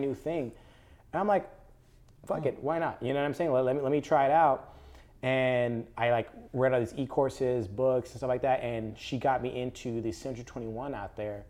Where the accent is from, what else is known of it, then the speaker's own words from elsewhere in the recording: Palmdale, California, United States; I grew up, uh, born and raised in Palmdale, Lancaster.